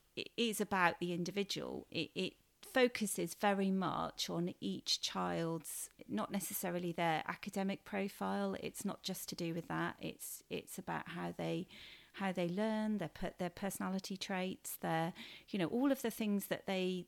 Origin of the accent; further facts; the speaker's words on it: Cheltenham, South West England, United Kingdom; I am a local girl. I grew up in Cheltenham, so I know the education system around here quite well.